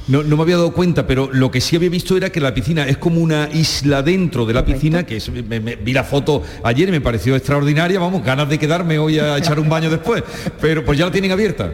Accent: Los Pedroches, north of the province of Córdoba, Andalusia, Spain; en mi pueblo, que es en los Pedroches, al norte de la provincia de Córdoba

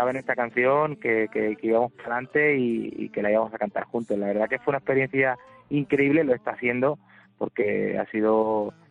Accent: Córdoba, Andalusia, Spain; La verdad que estoy muy contento del recibimiento de, mi tierra, de mi gente.

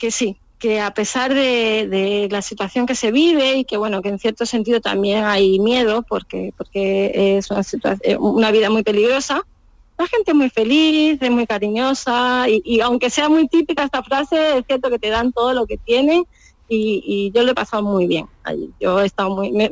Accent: Alájar, Andalusia, Spain; born or raised there; moved away as an adult; also born or lived in San Salvador, El Salvador / Austria; now in Ayampe, Ecuador

